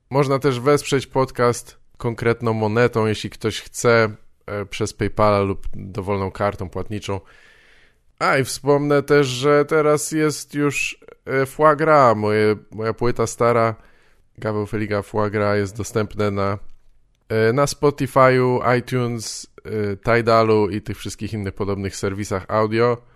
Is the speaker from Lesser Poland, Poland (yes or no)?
no; Wałbrzych, Lower Silesian Voivodeship, Poland; jestem z Wałbrzycha